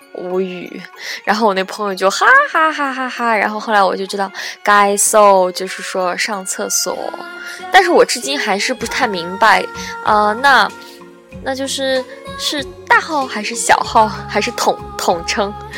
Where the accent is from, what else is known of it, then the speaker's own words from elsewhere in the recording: Qingdao, Shandong, China; moved away; also born or lived in Sichuan; 我们青岛话里面，啊，我虽然不怎么说青岛话，但是我还是，我还是会说在，嗯，比如说跟爷爷他们还是有的时候会说家乡话